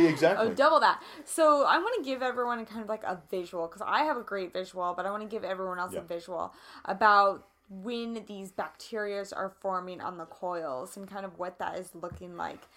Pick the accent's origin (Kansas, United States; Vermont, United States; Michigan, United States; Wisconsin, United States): Kansas, United States; moved away; I'm from Kansas